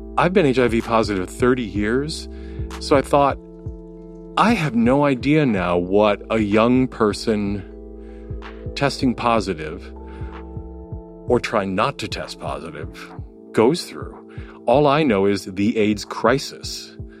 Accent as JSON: {"language": "English", "town": "Milwaukee", "region": "Wisconsin", "country": "United States", "tie": "born or raised there", "also_born_or_lived": "Minneapolis", "moved": "as an adult", "lives_now": "New York, United States", "said": "Milwaukee, um, born and raised Milwaukee"}